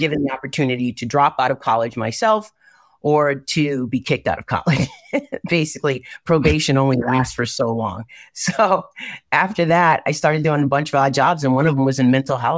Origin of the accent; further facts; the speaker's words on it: Norwalk, Connecticut, United States; I am from Norwalk, Connecticut, born and raised. I mean, youngest of nine, right?